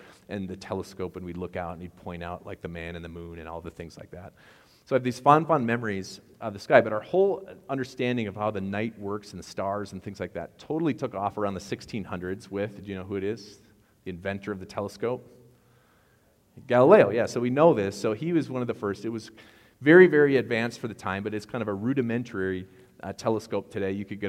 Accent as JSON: {"language": "English", "region": "Wisconsin", "country": "United States", "accent": "Wisconsin", "said": "I know I sound like I'm from Wisconsin when I say begged."}